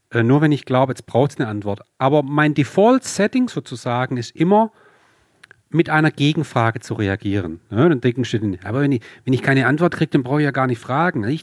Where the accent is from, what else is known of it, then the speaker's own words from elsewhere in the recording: Swabia, Germany; accent: Swabian; So, wie man ja ab und zu durchhört, äh, bin ich Schwabe